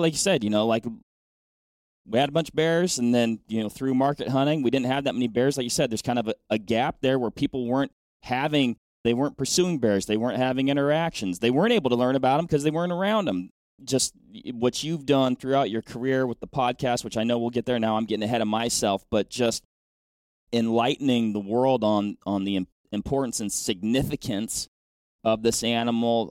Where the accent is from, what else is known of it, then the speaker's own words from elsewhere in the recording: Washington, United States; moved away; my home state is Washington